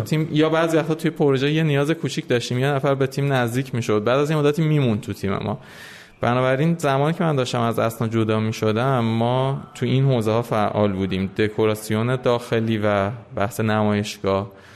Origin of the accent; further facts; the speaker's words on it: Tehran, Tehran Province, Iran; من متولد تهرانم ولی پدر مادرم یعنی دو نسل قبلی ما متولد عراق بودم و قبل از اون البته ایرانی الاصل هستیم سال 1362 تهران به دنیا اومدم اکثر اوقات عمرم رو در واقع توی ایران سفری کردم سفرهایی داشتم ولی میشه گفت در کل من ایران زندگی کردم